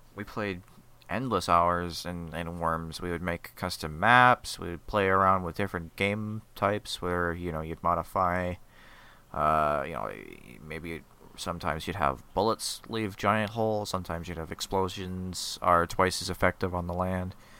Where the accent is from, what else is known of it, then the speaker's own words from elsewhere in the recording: Scotland, United Kingdom; I am Scottish. I am not Irish.